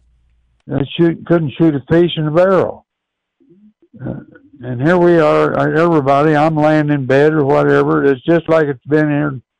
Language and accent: English; Urbana, Illinois, United States; I'm from Urbana, but Champaign-Urbana, as I've said before, is one town.